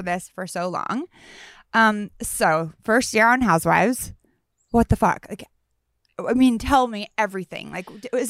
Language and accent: English; Northern California, United States; I grew up in Northern California.